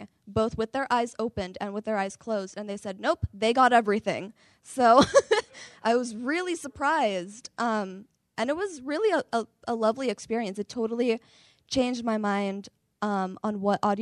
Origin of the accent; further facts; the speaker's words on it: San Francisco, California, United States; I'm from San Francisco, California